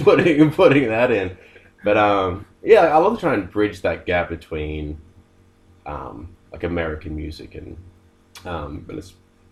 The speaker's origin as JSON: {"language": "English", "town": "Wollongong", "region": "New South Wales", "country": "Australia", "tie": "born or raised there", "said": "Yeah, I was born in Wollongong."}